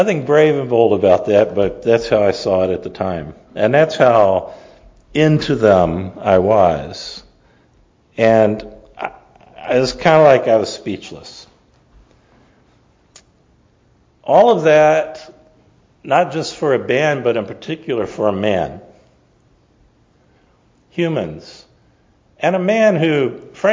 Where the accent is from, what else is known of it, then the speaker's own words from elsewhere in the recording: Tampa, Florida, United States; I grew up in Tampa